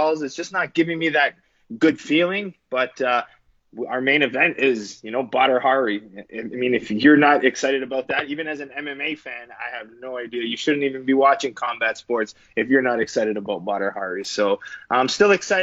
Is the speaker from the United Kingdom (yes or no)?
no; Canada; as a Canadian